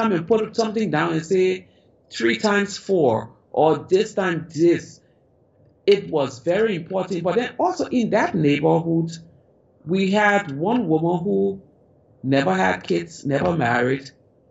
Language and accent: English; Liberia; as a child growing up in Africa, in Liberia